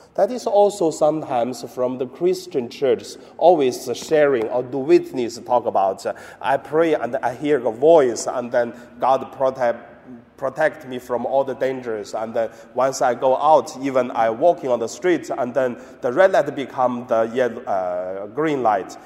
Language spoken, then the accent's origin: English; China; moved away; my hometown in mainland China